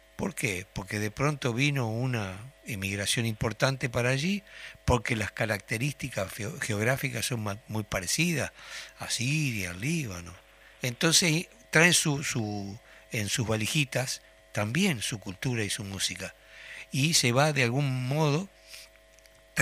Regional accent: Tacuarembó, Uruguay; now in Montevideo, Uruguay; soy de Tacuarembó

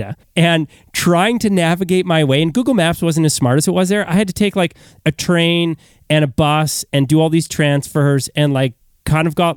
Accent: Canada; I'm Canadian

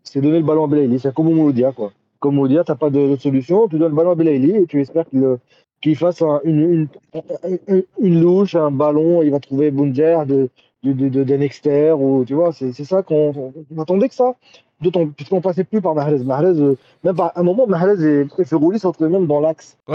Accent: Algeria; en tant qu'Algérien

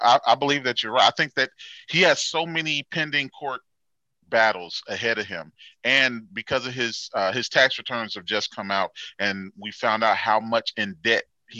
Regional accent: Gary, Indiana, United States; now in Indianapolis, United States; I was raised in Gary, and I've been here in Indianapolis for about 21 years or so.

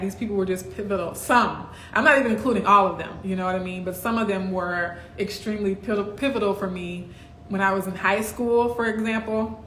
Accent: Baton Rouge, Louisiana, United States; also born or lived in Kenner, Louisiana; I grew up in Baton Rouge lived in Kenner a little bit before

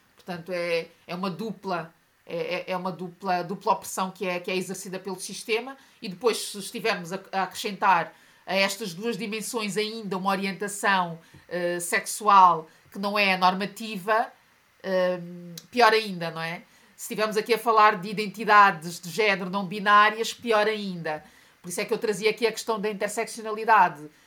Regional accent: Portugal; also born or lived in Mozambique; eu nasci em Moçambique, mas cresci em Portugal, portanto, todo o meu percurso escolar foi feito como minoria

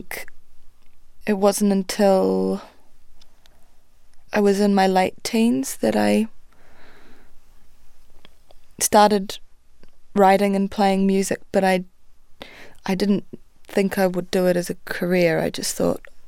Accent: Dunedin, Otago, New Zealand; also born or lived in Geraldine, New Zealand / Christchurch, New Zealand / Europe; my mum and I were living in Dunedin. We were living there from about, I think, 5 till I was 11, and then my mother met my stepdad, and we moved out onto the farm in Geraldine

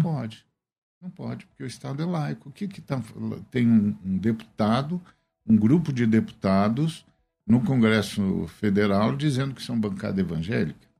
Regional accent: Guarulhos, São Paulo, Brazil; moved away as an adult; Guarulhos é a cidade onde eu cresci. meu ah, pai ah, chegou em Guarulhos eu tinha seis anos e só saí de lá com 25.

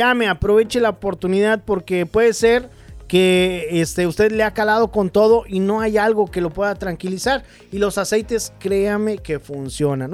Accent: Mexico; En mi pueblo, por ejemplo, yo me acuerdo en México

